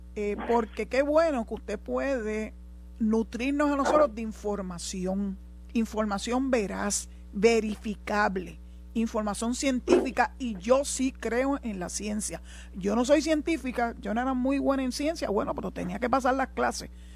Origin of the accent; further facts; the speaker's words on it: Puerto Rico; nosotros no tenemos aquí en Puerto Rico y somos igual ciudadanos americanos